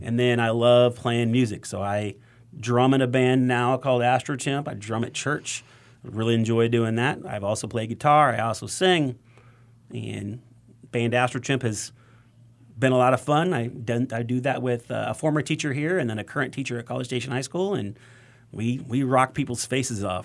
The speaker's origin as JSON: {"language": "English", "region": "Wyoming", "country": "United States", "tie": "born or raised there", "moved": "yes", "lives_now": "Texas, United States", "said": "I grew up in Wyoming"}